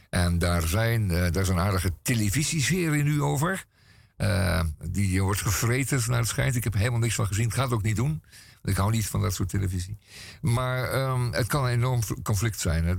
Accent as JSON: {"language": "Dutch", "town": "Amsterdam", "region": "North Holland", "country": "Netherlands", "said": "als Amsterdammer"}